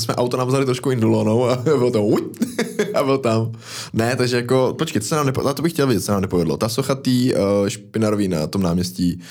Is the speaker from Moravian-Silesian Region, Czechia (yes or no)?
no; Most, Ústí nad Labem Region, Czechia; u nás v Mostě